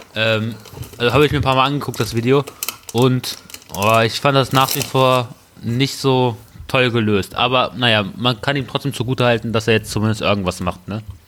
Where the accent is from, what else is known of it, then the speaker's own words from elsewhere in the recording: Peine, Lower Saxony, Germany; ich bin Peiner